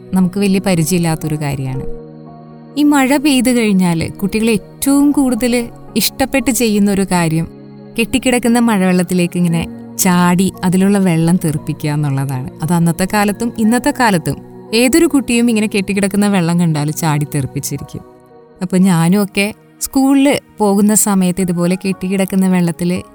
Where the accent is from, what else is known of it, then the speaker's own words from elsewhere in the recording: Malayali, Kerala, India; also born or lived in Chennai; നമ്മൾ മലയാളികൾക്ക് മഴയെ മാറ്റി നിർത്തിയിട്ടൊരു ജീവിതമില്ല